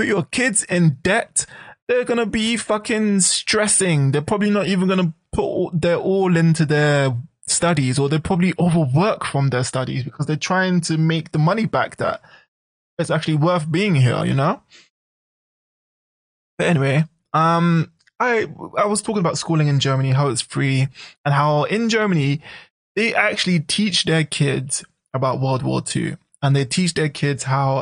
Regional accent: United Kingdom; now in Japan; UK national. That's British national

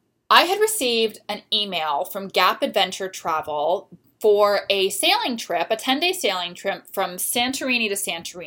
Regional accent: South Florida, United States; moved away as an adult; also born or lived in Orlando / London / Paris / Australia; living in this major cosmopolitan city after growing up in South Florida. And, you know, I did my undergraduate in Orlando

